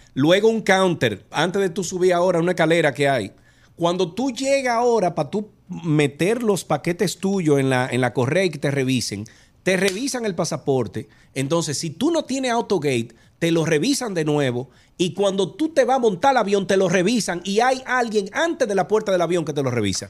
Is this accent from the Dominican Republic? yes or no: yes; Santiago de los Caballeros, Santiago, Dominican Republic; Yo soy de Santiago